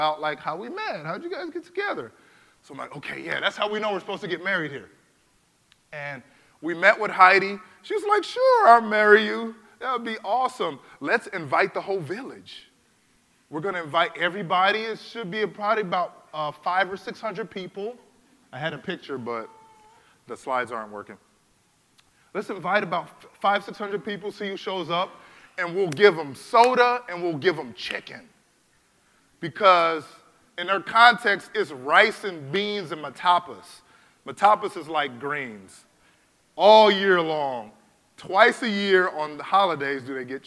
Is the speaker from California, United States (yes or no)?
yes; California, United States; I was born in California, man. I'm about as American as you are